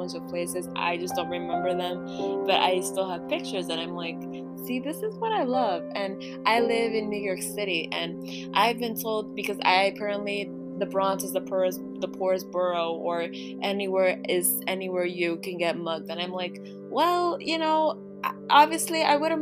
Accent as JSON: {"language": "English", "country": "Ecuador", "moved": "yes", "said": "I'm from Ecuador"}